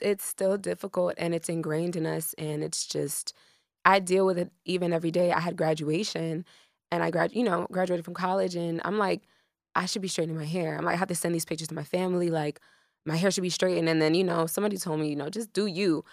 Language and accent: English; Miami, Florida, United States; also born or lived in Broward County, Florida; I'm from Miami, Florida